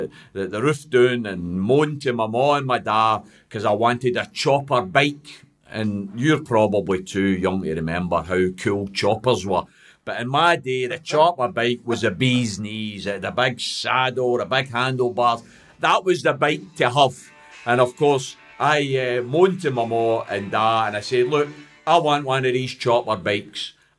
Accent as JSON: {"language": "English", "town": "Glasgow", "region": "Scotland", "country": "United Kingdom", "tie": "born or raised there", "said": "as I was growing up in Pollock, James, very similar to Postle Park, lived in a tenement building"}